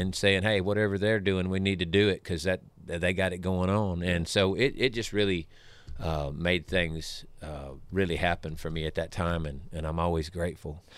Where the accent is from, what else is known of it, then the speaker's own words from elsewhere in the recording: Savannah, Tennessee, United States; My home where I grew up around Pickwick Lake is, is southwest of here